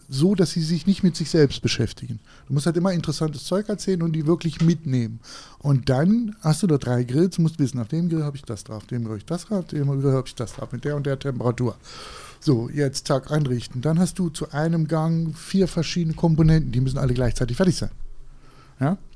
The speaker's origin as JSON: {"language": "German", "region": "Thuringia", "country": "Germany", "said": "Und ähm, bin da als Thüringer, habe ich eigentlich gedacht, ich kann grillen."}